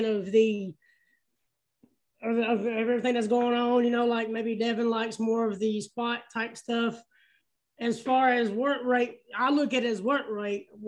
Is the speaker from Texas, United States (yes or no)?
no; Alabama, United States; I'm from Alabama